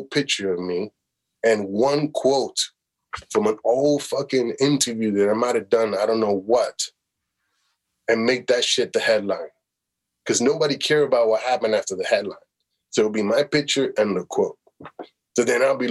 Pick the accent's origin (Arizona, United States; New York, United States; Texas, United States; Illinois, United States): Illinois, United States; Chicago; moved away as an adult; also born or lived in Toronto, Canada; now in Los Angeles, United States; I was that kid from Chicago